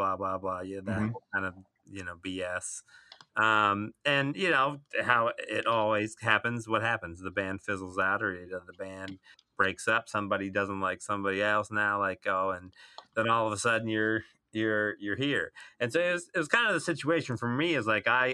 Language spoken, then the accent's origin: English; Columbus, Ohio, United States; moved away as an adult; also born or lived in Cincinnati, Ohio; now in Los Angeles, United States; I'm from Ohio, born and raised in Columbus